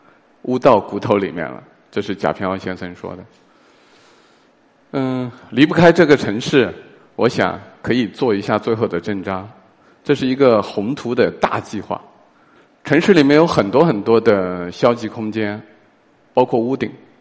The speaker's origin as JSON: {"language": "Chinese", "town": "Tianyuan", "country": "China", "tie": "born or raised there", "moved": "yes", "said": "我的家乡叫田园镇"}